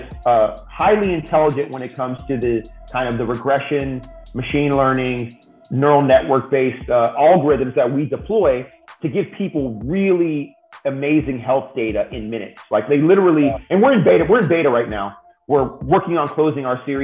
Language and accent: English; the Bay Area, California, United States; also born or lived in San Diego; I grew up in the Bay Area